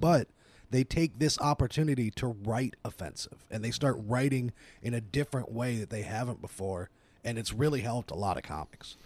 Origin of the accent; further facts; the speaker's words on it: Dayton, Ohio, United States; also born or lived in Atlanta, Georgia; I was born in Atlanta, uh, moved to Dayton when I was around two.